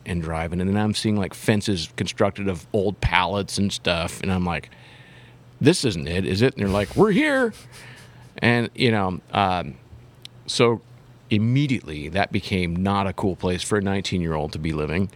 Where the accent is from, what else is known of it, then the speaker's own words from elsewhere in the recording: Huntington Beach, California, United States; moved away; also born or lived in Tempe, Arizona; as a kid growing up in Huntington Beach, California